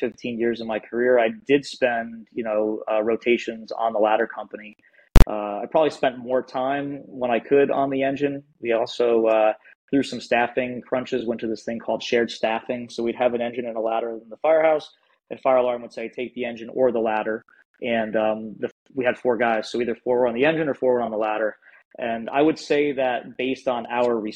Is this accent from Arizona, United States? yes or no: no; New York, United States; moved away as an adult; now in Manchester, New Hampshire, United States; where I grew up in New York, there were only a couple career departments around there. City Kingston, City Poughkeepsie, City Newburgh